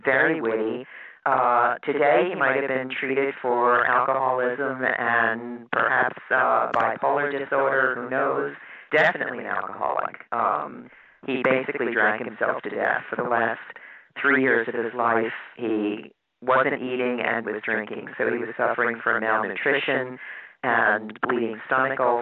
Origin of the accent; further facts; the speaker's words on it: Philadelphia, Pennsylvania, United States; when I grew up in Philadelphia